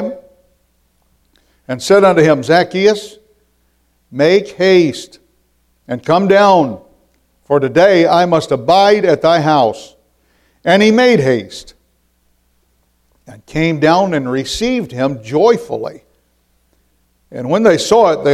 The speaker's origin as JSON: {"language": "English", "area": "near Shipshewana", "region": "northeast corner of Indiana", "country": "United States", "tie": "born or raised there", "also_born_or_lived": "Dearborn, Michigan", "said": "I was born in Dearborn and raised in Indiana"}